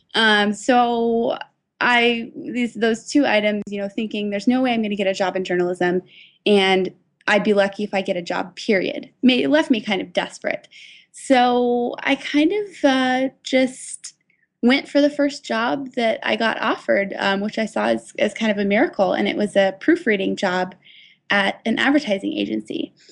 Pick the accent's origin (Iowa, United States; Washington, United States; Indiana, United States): Washington, United States; Seattle; I'm from Seattle, uh, so I went to the University of Washington